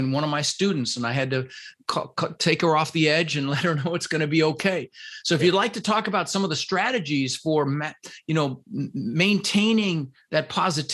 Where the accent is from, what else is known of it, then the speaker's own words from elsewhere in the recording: Denver, Colorado, United States; English is a second language; also born or lived in Netherlands; I immigrated this country when I was 6 years old. I was born in the Netherlands, you know, wooden shoes and windmills, and immigrated with my brother Albert and my mother's Vancha when I was six. And we ended up in Denver, Colorado